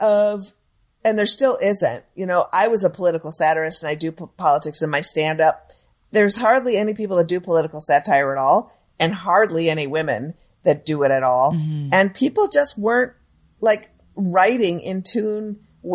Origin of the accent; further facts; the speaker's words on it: Minneapolis, Minnesota, United States; moved away as an adult; also born or lived in San Francisco; I grew up in Minneapolis